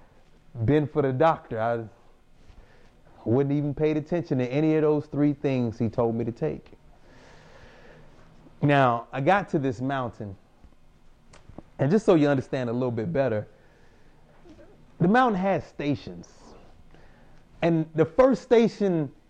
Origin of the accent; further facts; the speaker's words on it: Houston, Texas, United States; moved away as an adult; also born or lived in Japan; I'm from Houston, Texas